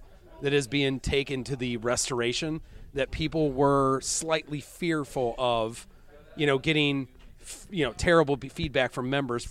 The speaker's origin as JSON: {"language": "English", "region": "Iowa", "country": "United States", "tie": "born or raised there", "said": "So I grew up in Iowa, University of Iowa grad."}